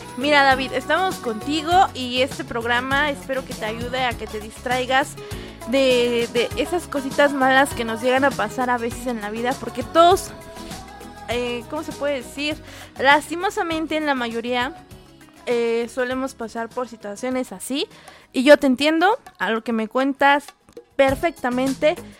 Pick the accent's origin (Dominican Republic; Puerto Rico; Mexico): Mexico; yo siendo mexicana